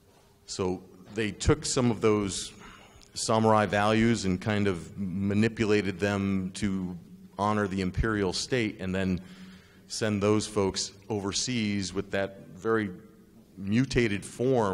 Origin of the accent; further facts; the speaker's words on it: United States; also born or lived in Japan; I'm an American